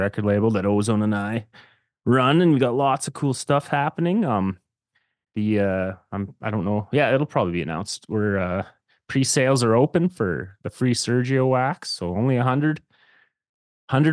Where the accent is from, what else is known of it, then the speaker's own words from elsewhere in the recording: Saskatchewan, Canada; now in Alberta, Canada; I didn't grow up here though. I grew up in Saskatchewan